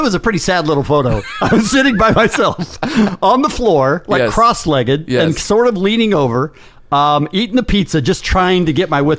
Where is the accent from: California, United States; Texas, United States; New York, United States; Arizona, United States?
Arizona, United States; Phoenix; moved away as an adult; I grew up in Phoenix.